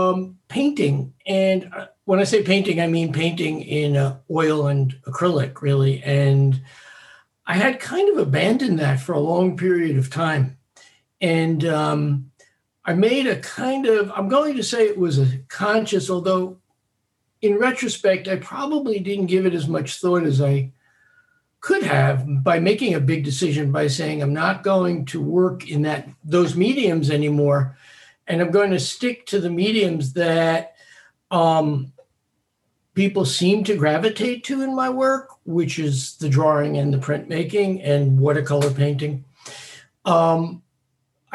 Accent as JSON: {"language": "English", "town": "New York City", "region": "New York", "country": "United States", "tie": "born or raised there", "said": "I was born on Staten Island and I'm still here"}